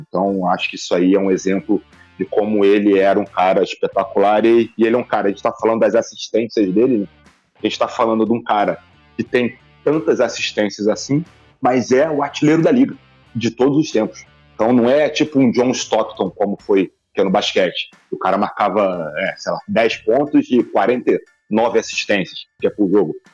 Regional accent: Rio de Janeiro, Brazil; moved away as an adult; now in Manaus, Brazil; sou do Rio de Janeiro, mas eu estou em Manaus, cara. Tô morando um ano

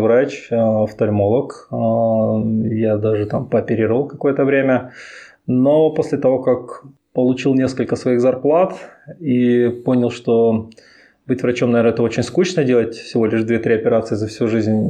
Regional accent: Chelyabinsk, Chelyabinsk Oblast, Russia; moved away as an adult; now in Minsk, Belarus; Я сам из Челябинска

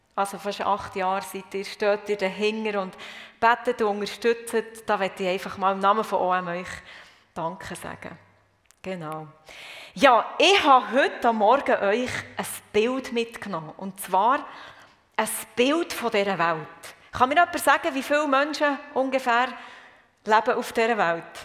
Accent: Murten, Fribourg, Switzerland; moved away as an adult; also born or lived in South Africa; ich komme aus dem Röstigraben. Und zwar von Morten.

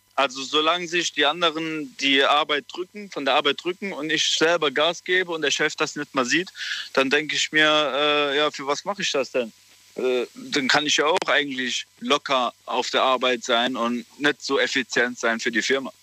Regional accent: Saarbrücken, Saarland, Germany; ich bin aus Saarbrücken

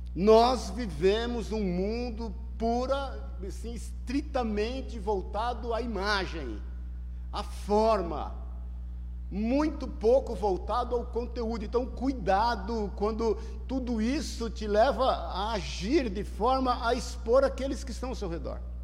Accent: Paulista, São Paulo, Brazil; em casa, como todo paulista bom, lavando o carro.

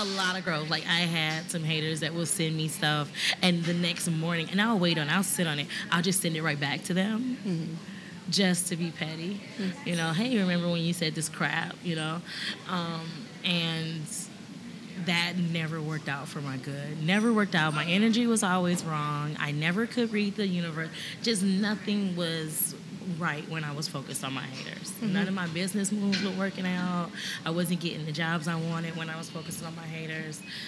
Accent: Detroit, Michigan, United States; moved away as an adult; now in San Antonio, United States; I grew up in this very fearless state of the East Side, and the East Side was really rough

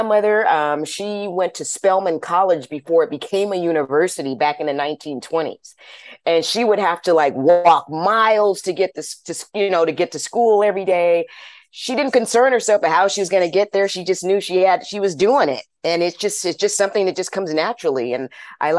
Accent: Orange County, California, United States; also born or lived in Los Angeles, California; I was born and raised in Orange County, California, lived there until I was about 17 years old

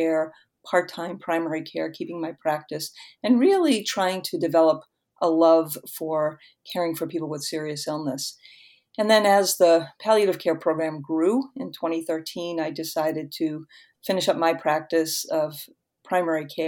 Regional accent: Boston, Massachusetts, United States; I'm a Boston native, born and raised in Boston and lived here most of my life.

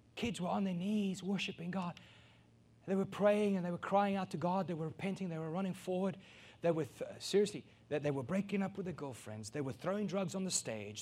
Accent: South Africa; a South African born and raised

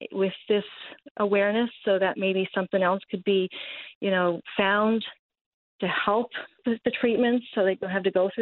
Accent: Carbonear, Newfoundland and Labrador, Canada; Originally born and raised in Carbonear, Newfoundland.

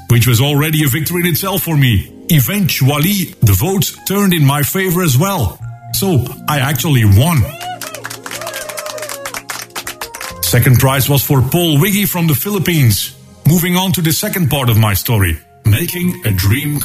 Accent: Belgium; from Belgium

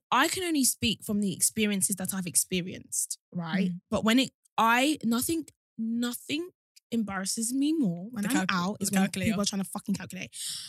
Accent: Nigeria; is that just a Nigerian thing? Because we're both Nigerian and I've never done that.

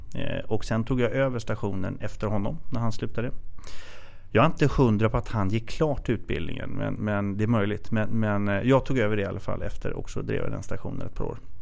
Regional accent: Katrineholm, Södermanland, Sweden; moved away as an adult; now in Stockholm, Sweden; Jag kommer från eh, Katrineholm som är en typisk arbetarkommun och sen flyttade jag upp till eh, Stockholm i 20-årsåldern

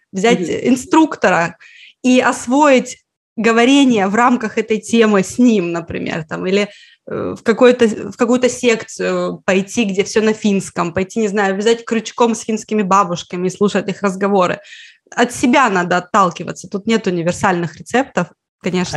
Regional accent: Petrozavodsk, Republic of Karelia, Russia; Я из Карелии, я из Петрозаводска. Когда я была ребенком, изучать финский в школе, например, было так же обычно практически, как английский.

